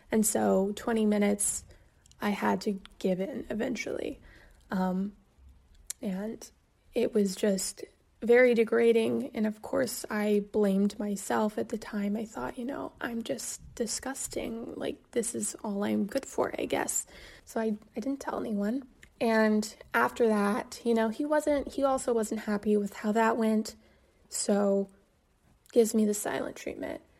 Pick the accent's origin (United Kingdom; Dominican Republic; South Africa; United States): United States; Kansas; moved away as an adult; also born or lived in New York; I was from Kansas